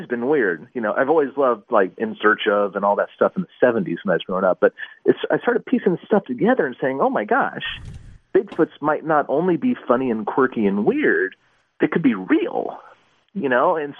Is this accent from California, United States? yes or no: yes; Long Beach, California, United States; moved away as an adult; now in Pacific Northwest, United States; I was born and raised in Long Beach, California